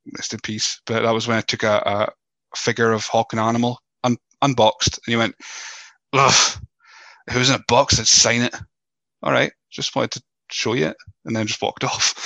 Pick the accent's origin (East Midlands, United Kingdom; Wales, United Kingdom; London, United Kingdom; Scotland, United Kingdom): Scotland, United Kingdom; accent: Scottish; my voice uh, as as Scottish as it may be